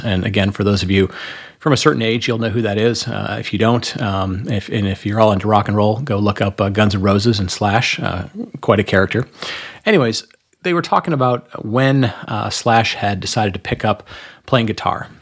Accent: Michigan, United States; moved away; also born or lived in North Carolina; maybe I'll move back to my home state of Michigan

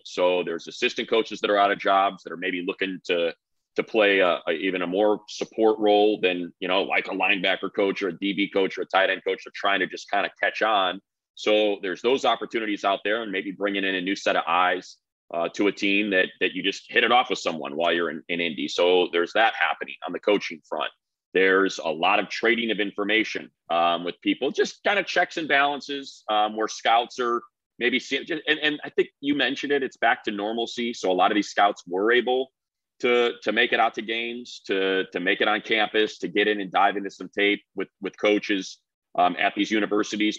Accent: Midwest, United States; moved away; I'm from the Midwest, so I'm gonna go up see my parents

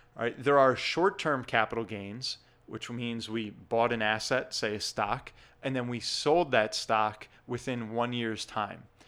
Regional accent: New Jersey, United States; in my home state here of New Jersey

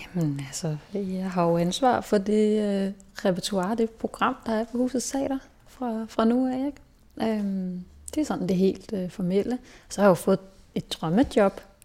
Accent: Hillerød, Capital Region of Denmark, Denmark; also born or lived in Berlin; jeg er vokset op i Hillerød, som ligger nord for, nord for København

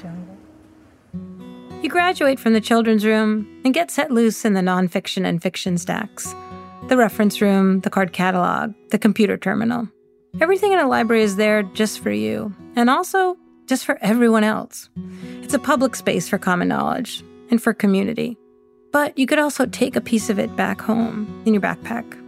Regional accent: West Boylston, Massachusetts, United States; When I grew up in West Boylston, it seemed as if everything revolved around the reservoir

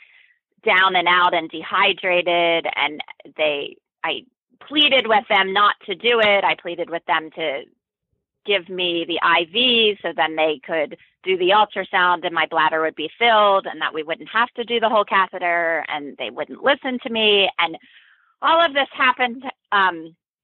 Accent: East Coast, United States; now in Berkeley, United States; I'm originally from the East Coast

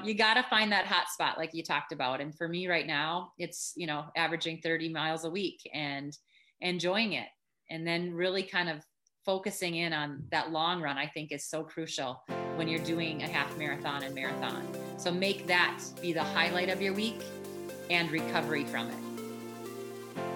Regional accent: Dawson, Minnesota, United States; now in St. Paul, United States; I'm from Minnesota. So I grew up in Dawson, Minnesota, which is a rural you know, farm country USA

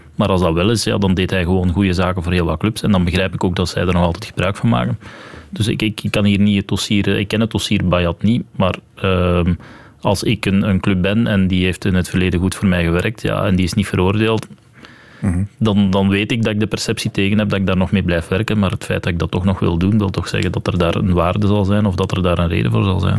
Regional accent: Belgium; als Belg dan in Frankrijk het examen hebt afgelegd

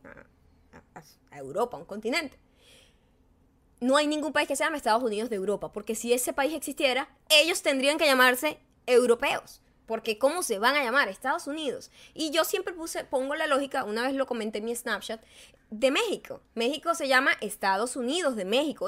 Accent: Punto Fijo, Falcón, Venezuela; now in United States; desde que yo nací, soy venezolana, soy de punto fijo, soy de banco obrero

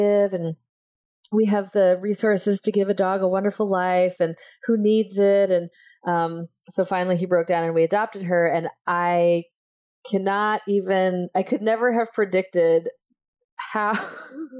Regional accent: Iowa, United States; I grew up in Iowa

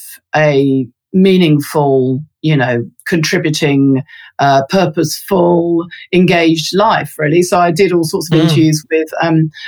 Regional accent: London, United Kingdom; moved away as an adult; now in Christchurch, New Zealand; I'm a Londoner, I'm born and bred.

